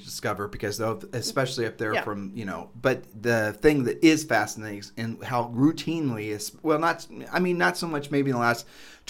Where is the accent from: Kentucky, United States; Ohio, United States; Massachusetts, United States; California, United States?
Ohio, United States; Well, when you and I were growing up in Ohio